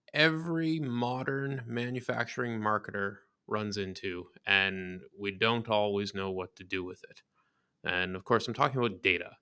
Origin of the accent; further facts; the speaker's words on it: Canada; We are Canadian